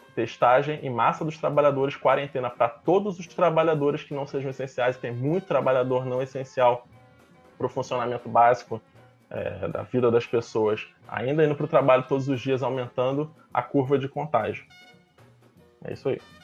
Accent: Rio de Janeiro, Brazil; um bairro aqui no Rio de Janeiro, bairro de Campo Grande, no subúrbio, perto de onde eu fui criado e passei parte da minha adolescência

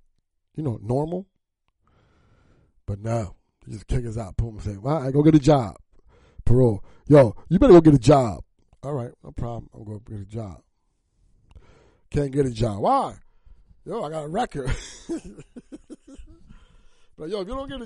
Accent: New Jersey, United States; I was from South Jersey

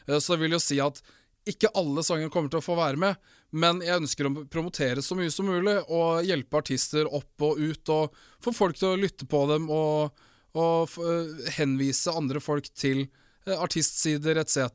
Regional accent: Finnmark, Norway; accent: Finnmark dialect; moved away; also born or lived in Morocco

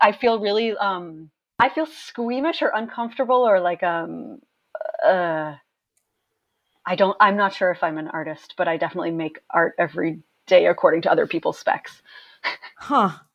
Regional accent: Maine, United States; now in New York City, United States; I grew up in Maine

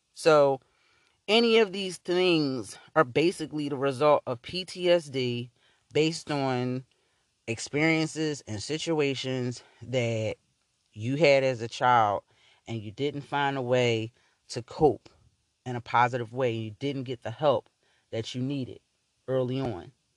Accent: Philadelphia, Pennsylvania, United States; I grew up in North Philly

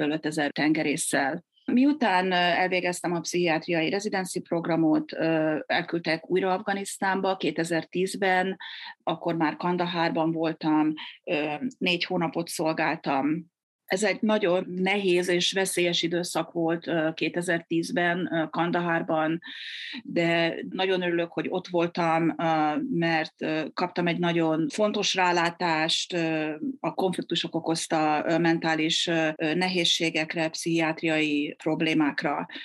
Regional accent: Győr, Győr-Moson-Sopron, Hungary; moved away as an adult; now in Canada; én is győri vagyok

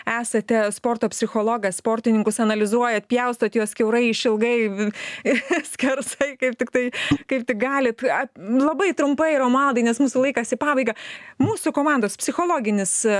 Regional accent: Lithuania; mes lietuviai

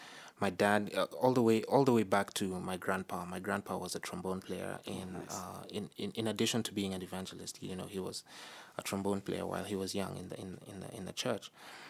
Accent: Nairobi, Kenya; I'm originally of Ugandan descent. I was born and raised in Nairobi, Kenya, which is where I spent most of my life.

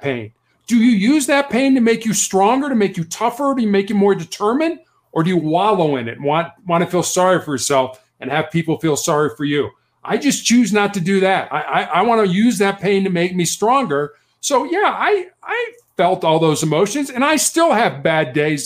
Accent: Chicago, Illinois, United States; also born or lived in Charleston, South Carolina; I was born and raised in Chicago, Illinois

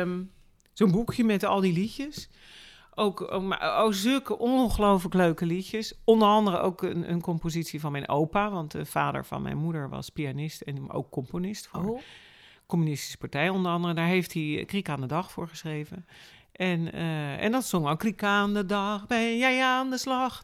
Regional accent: Rotterdam, South Holland, Netherlands; Ik ben inderdaad geboren, geboren en getogen in Rotterdam

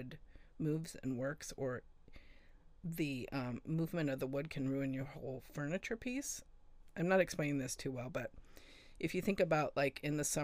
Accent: California, United States; moved away as an adult; also born or lived in Seattle; I grew up in California. I moved to Seattle when I was 26

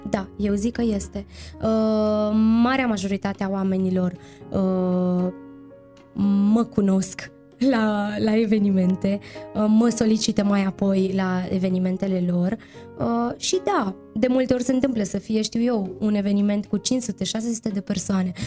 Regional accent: Romania; despre țara noastră, despre România

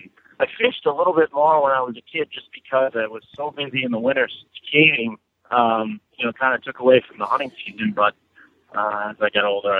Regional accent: Cranston, Rhode Island, United States; I'm actually from Cranston, Rhode Island.

